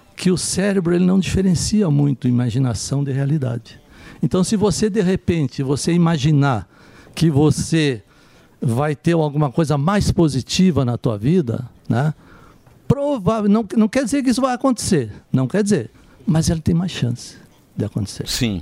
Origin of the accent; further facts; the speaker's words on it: Santa Catarina, Brazil; Lá de Santa Catarina, eu sou lá de Santa